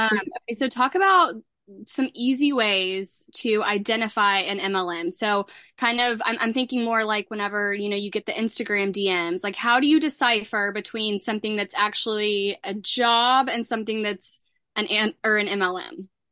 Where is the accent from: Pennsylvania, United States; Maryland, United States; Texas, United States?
Texas, United States; Dallas; I'm from Dallas